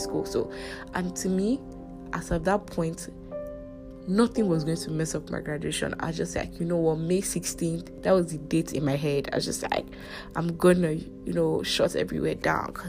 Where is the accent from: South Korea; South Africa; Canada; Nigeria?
Nigeria; I'm a Nigerian, if this is your first time hearing my voice. I'm a Nigerian